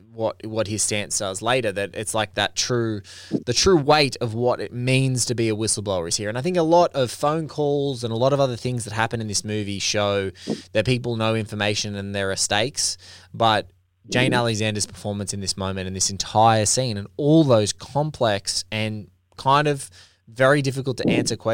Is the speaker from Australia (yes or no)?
yes; Australia; because I'm Australian and like I look at our country and we're, you know, 20, 25 million people